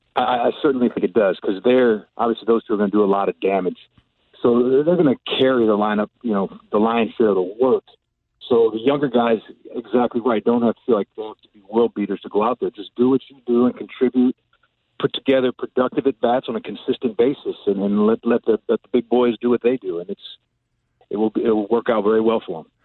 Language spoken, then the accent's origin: English; North Chicago, Illinois, United States; I grew up in North Chicago